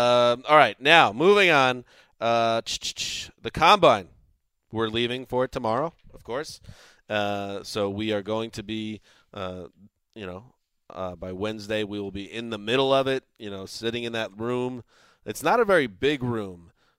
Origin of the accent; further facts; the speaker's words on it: New York, United States; also born or lived in Boston; I grew up in New York, went to school in Boston.